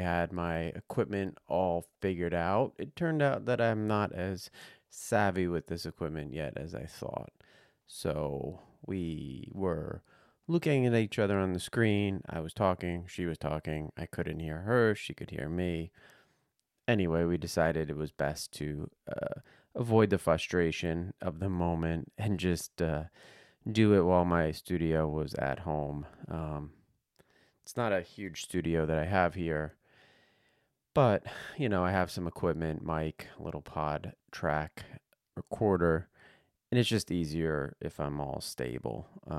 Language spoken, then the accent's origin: English; New Jersey, United States; born there; Right now I'm 45, going to be 46 in a couple months. I was born in New Jersey.